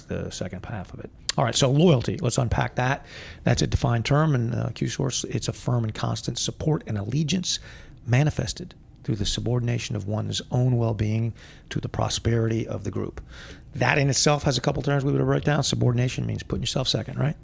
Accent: United States; I am an American, which I am

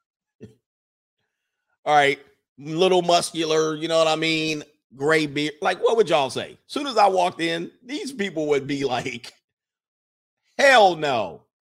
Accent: Southern California, United States; I'm from Southern California, the, the Valley

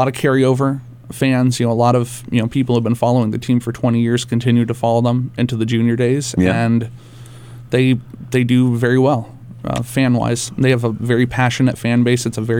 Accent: Richardson, Texas, United States; moved away as an adult; now in New Hampshire, United States; I moved up here from Richardson, Texas. It's a northern suburb of Dallas.

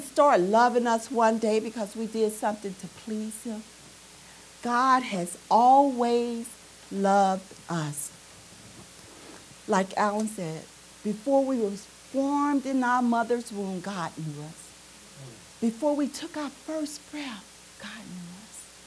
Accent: Arkansas, United States; We've got some strange ways in Arkansas. Although growing up in Arkansas, although you're from Arkansas

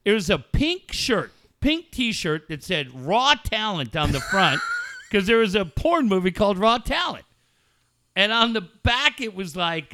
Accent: Encinitas, California, United States; I am from Encinitas

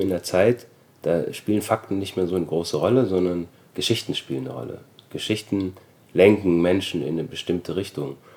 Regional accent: Germany; also born or lived in Austria; ich bin 1973 geboren worden in Österreich, bin dann mit sechs Jahren nach Deutschland gezogen

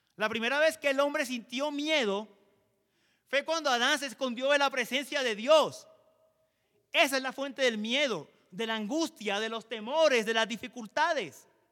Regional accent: Colombia; como colombianos

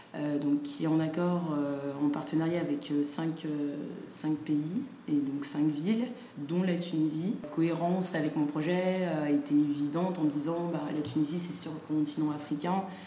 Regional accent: Saint-Étienne, Auvergne-Rhône-Alpes, France; also born or lived in Dakar, Senegal; j'ai grandi à Saint-Étienne, au euh, Sénégal euh, les étés.

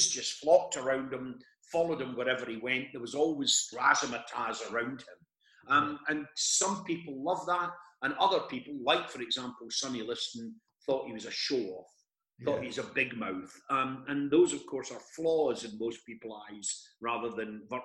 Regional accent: Scotland, United Kingdom; as a young boy growing up in Scotland

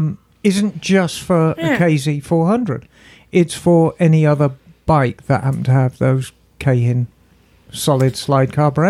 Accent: United Kingdom; I'm a Brit.

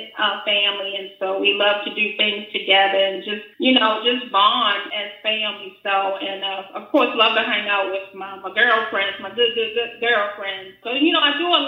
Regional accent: Baltimore, Maryland, United States; I'm currently in Baltimore, Maryland. I was born and raised actually in Southwest Baltimore, not too far from Ravens Stadium

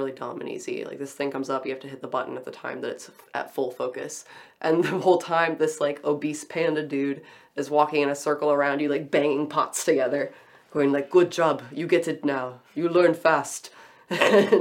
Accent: United States; as an American

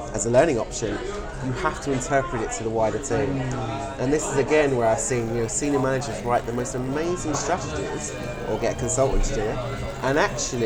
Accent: United Kingdom; as British people

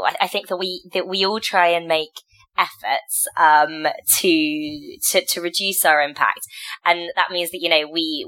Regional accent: Cornwall, South West England, United Kingdom; now in Lyon, France; When I was little, growing up in Cornwall

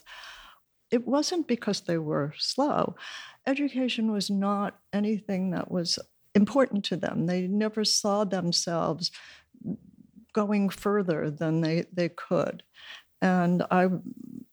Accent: New York City, New York, United States; also born or lived in Brooklyn, New York; my family moved to Queens, and I grew up in Astoria

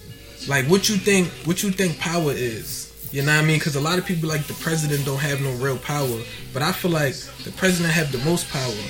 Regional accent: United States; I'm a patriot. I'm American.

